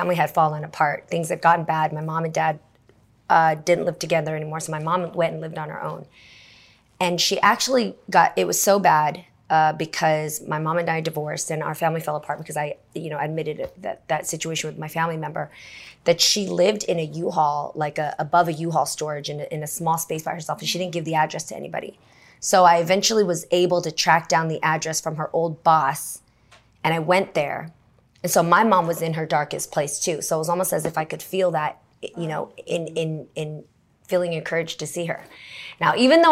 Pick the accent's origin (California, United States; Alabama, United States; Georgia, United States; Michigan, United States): California, United States; the Bay Area; I grew up in the Bay